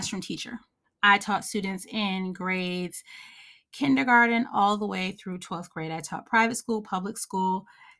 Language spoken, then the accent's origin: English; Northeast, United States; born or raised there